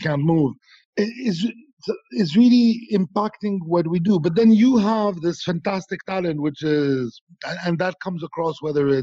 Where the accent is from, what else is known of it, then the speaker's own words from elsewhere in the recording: Bethlehem, West Bank, Palestine; I was born in Bethlehem.